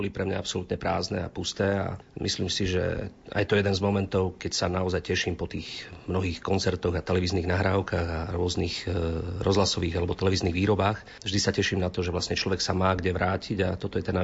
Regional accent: Krásna Lúka, Prešov Region, Slovakia; my sme rodáci obidvaja e, z jedného regiónu, od Sabinova smerom na Starú Ľubovňu. Manželka je z Lipian, ja som z Krásnej Luky.

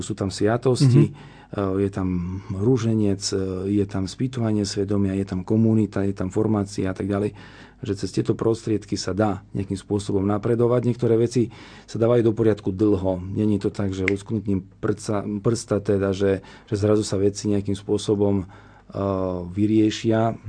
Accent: Slovakia; also born or lived in Italy; ja som zo Slovenska

